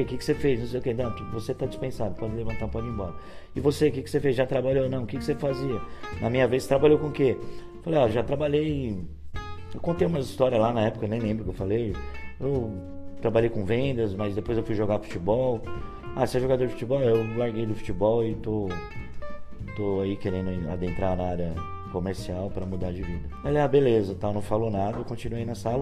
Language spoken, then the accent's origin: Portuguese; Brazil; eu sou brasileiro